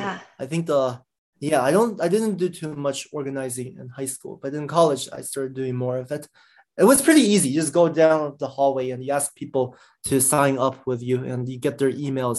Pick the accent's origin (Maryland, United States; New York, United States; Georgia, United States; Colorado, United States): Maryland, United States; Silver Spring; Yeah, I grew up in the DC area, Maryland, Montgomery Blair High School in Silver Spring.